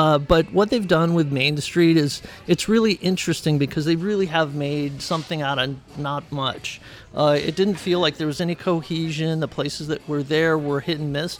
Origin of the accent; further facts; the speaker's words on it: Hawaii, United States; now in Las Vegas, United States; I grew up in Hawaii